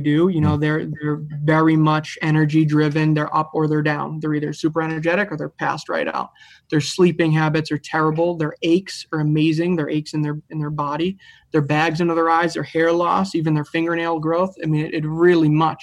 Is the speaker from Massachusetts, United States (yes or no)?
yes; Reading, Massachusetts, United States; We grew up in Reading, Mass. We all went to school in Reading High